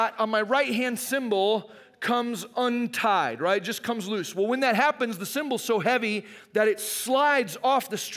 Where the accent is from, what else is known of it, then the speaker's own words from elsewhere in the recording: Arizona, United States; I grew up in Arizona